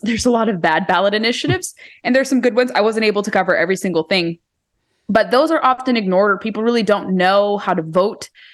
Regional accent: California, United States; moved away as an adult; now in Virginia, United States; I'm from California originally.

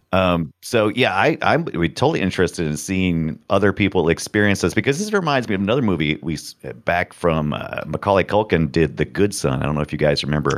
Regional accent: United States; I'm American

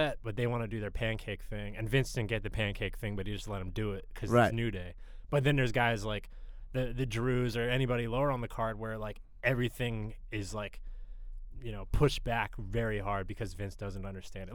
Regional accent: Harrisburg, Pennsylvania, United States; also born or lived in Philadelphia / Greenpoint, New York; now in New York, United States; I'm from Central Pennsylvania, Harrisburg, PA

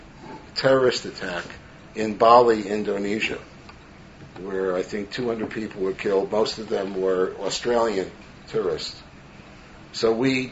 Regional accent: New York City, New York, United States; growing up in Brooklyn, New York

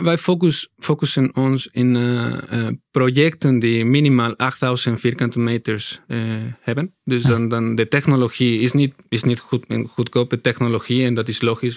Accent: Mexico; Dutch is a second language; moved away as an adult; now in Netherlands

